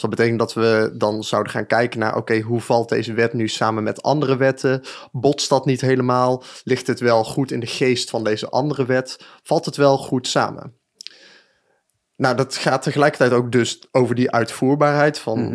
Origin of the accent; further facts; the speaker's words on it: Breda, North Brabant, Netherlands; also born or lived in Den Bosch / Utrecht / Nijmegen; now in 's-Hertogenbosch, Netherlands; ik ben geboren en getogen in Breda, dus ik ben ook echt wel, eh, Brabander